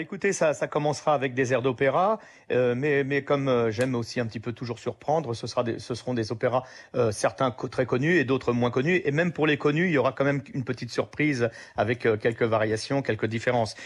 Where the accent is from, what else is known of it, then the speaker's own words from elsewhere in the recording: France; also born or lived in Sicily; je suis français